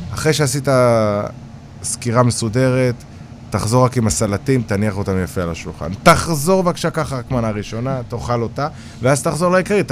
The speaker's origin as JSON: {"language": "Hebrew", "town": "Kiryat Yam", "region": "Haifa District", "country": "Israel", "tie": "born or raised there", "moved": "yes", "said": "ובגלל שגדלתי בקריות, ואשתי חיפאית"}